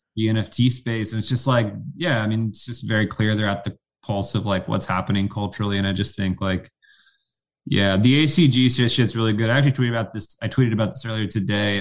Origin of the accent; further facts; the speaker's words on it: the South, United States; I grew up in the South